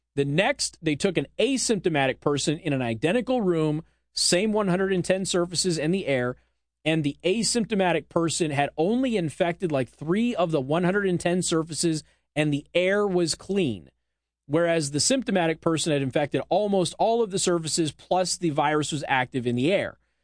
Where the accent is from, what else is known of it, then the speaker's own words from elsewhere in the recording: Las Vegas, Nevada, United States; it's my hometown.